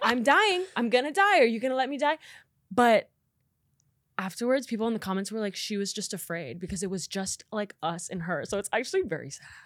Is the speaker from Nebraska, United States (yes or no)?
yes; Nebraska, United States; moved away as an adult; now in Los Angeles, United States; I am from Nebraska, born and raised